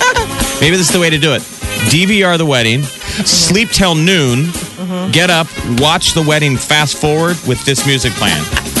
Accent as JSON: {"language": "English", "country": "United States", "tie": "born or raised there", "said": "I grew up on Burke Street."}